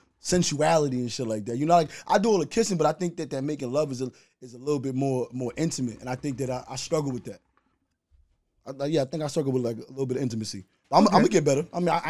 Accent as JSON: {"language": "English", "town": "New York City", "region": "New York", "country": "United States", "said": "I'm from Brooklyn."}